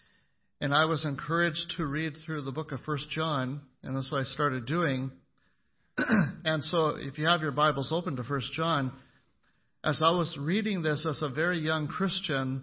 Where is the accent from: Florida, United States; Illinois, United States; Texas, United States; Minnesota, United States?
Minnesota, United States; McIntosh; growing up in McIntosh, Minnesota